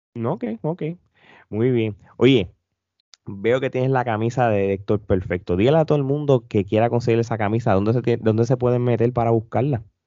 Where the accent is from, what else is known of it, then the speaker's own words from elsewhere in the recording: Puerto Rico; nosotros como boricua